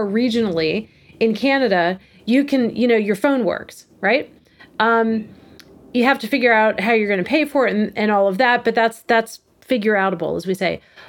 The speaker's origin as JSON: {"language": "English", "country": "United States", "said": "as an American going to the north"}